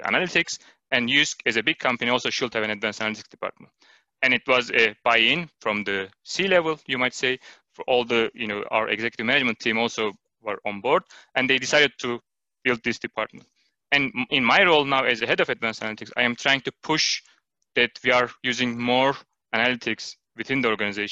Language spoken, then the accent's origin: English; Turkey; moved away as an adult; now in Denmark; I am originally from Turkey, and I have been living in Denmark for 5 years now